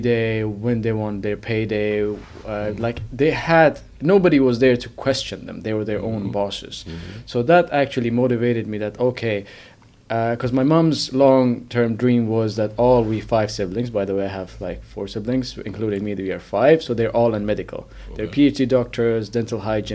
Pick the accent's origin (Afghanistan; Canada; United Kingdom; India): Afghanistan; now in Finland; I'm originally from Afghanistan, but I've been living in Finland